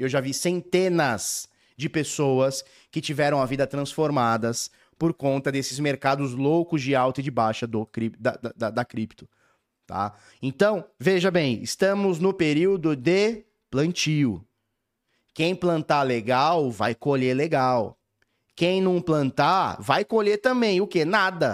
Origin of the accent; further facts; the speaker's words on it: Brazil; como a gente é brasileira tudo